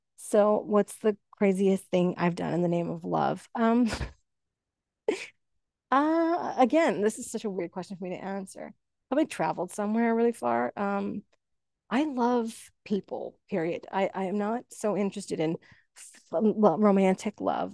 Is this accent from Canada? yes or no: yes; Canada; I'm Canadian